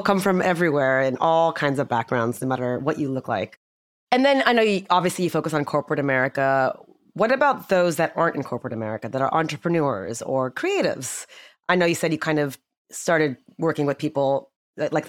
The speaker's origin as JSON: {"language": "English", "country": "United States", "tie": "born or raised there", "said": "born and raised here in the States"}